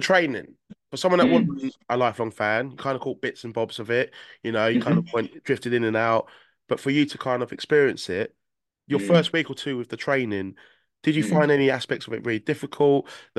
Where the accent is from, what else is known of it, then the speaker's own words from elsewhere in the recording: Essex, East of England, United Kingdom; Today's guest is actually from the same county as me, by the way, Essex.